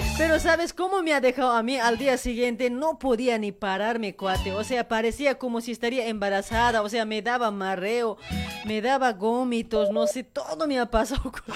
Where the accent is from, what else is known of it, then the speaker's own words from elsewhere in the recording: Bolivia; also born or lived in Luribay; now in Argentina; Somos bolivianos con orgullo